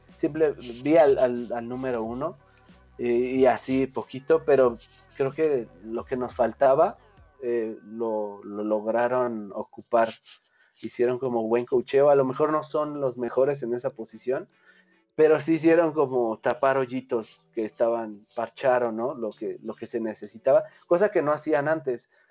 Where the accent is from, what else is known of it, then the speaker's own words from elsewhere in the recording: Mexico; como mexicano digo